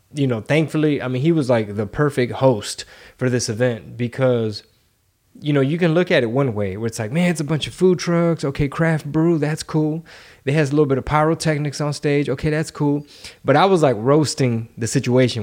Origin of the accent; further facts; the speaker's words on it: Houston, Texas, United States; we're from Houston